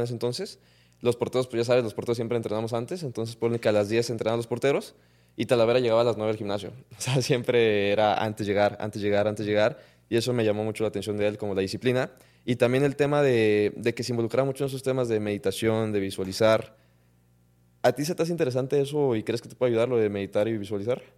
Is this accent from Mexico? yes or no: yes; Mexico